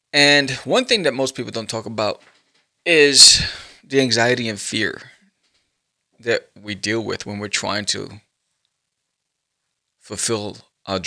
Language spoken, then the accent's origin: English; New York, United States; I grew up in New York